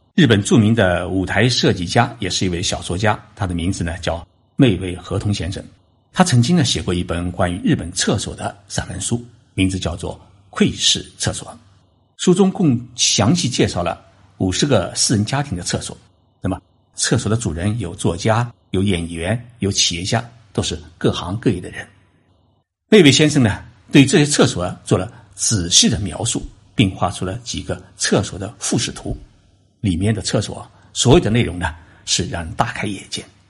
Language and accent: Chinese; China; now in Tokyo, Japan; 我们中国人